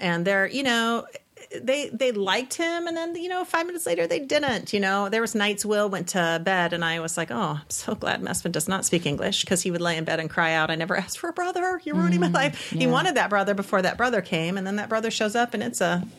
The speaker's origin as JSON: {"language": "English", "region": "Texas", "country": "United States", "said": "I'm from Texas. Remember when you went to Texas to pick me up?"}